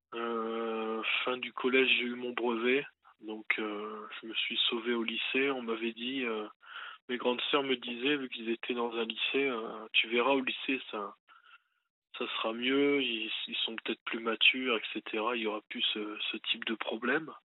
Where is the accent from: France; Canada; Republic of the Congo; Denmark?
France; Lens, Hauts-de-France; je suis né à Lens, dans le Pas-de-Calais